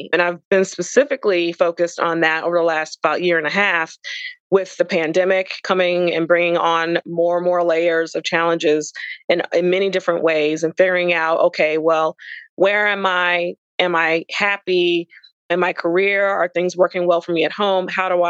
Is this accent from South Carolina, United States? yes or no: yes; South Carolina, United States; So I'm originally from South Carolina, but with my father's job, he worked for Federal Express as an executive. So every time he had a promotion or moved to a different department, we moved to a different Southern state.